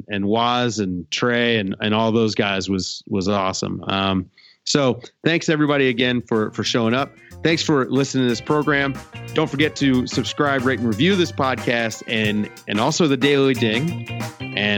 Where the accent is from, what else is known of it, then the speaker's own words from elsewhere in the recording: the South, United States; I was raised in the South mostly by women